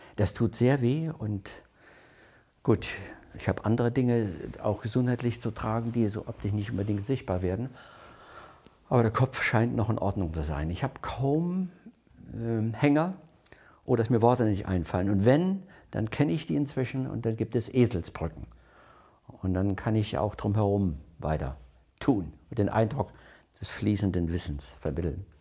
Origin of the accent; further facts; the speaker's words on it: Crimmitschau, Saxony, Germany; moved away as an adult; also born or lived in West Germany; ich bin 1940 in Krimitschau geboren